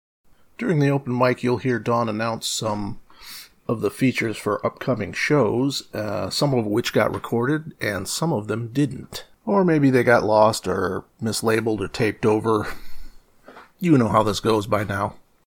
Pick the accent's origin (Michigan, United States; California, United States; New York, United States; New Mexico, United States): Michigan, United States; Kalamazoo; I was born and raised in Kalamazoo, Michigan.